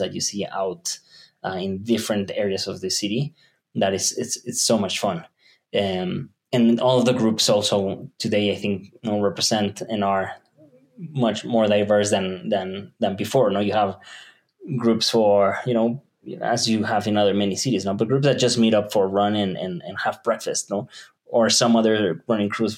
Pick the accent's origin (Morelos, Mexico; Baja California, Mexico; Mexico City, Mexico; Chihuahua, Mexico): Mexico City, Mexico; I was born in Mexico City, so this is my home turf. I was raised in the south and more of in the suburbs